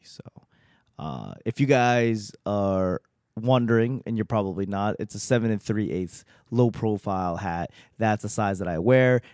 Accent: Boston, Massachusetts, United States; moved away as an adult; also born or lived in Los Angeles; now in Washington, D.C., United States; I'm from Boston

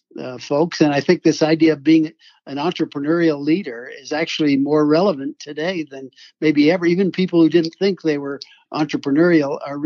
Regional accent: a little town in Michigan, United States; So I grew up in the Midwest, sure. A little town in Michigan.

